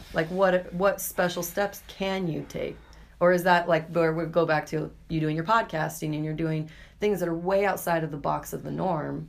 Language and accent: English; Boise, Idaho, United States; I was born and raised in Boise